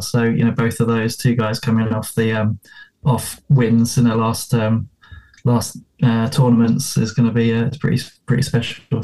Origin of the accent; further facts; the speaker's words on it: England, United Kingdom; obviously from my accent, you can tell I'm I'm from south of the uh, south of the border, so I'm English, not not actually Scottish